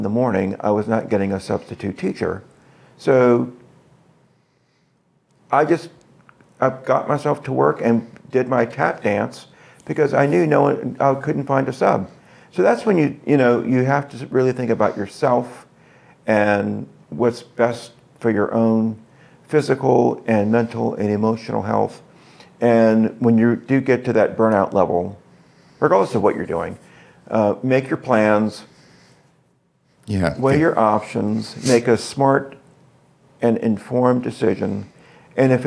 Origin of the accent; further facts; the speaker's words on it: the South, United States; I'm from the South